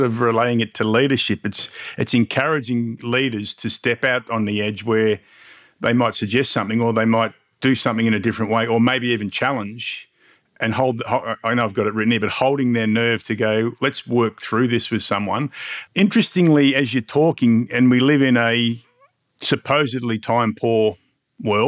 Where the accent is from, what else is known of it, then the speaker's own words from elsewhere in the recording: Mildura, Victoria, Australia; I'm a regional boy. I grew up in Mildura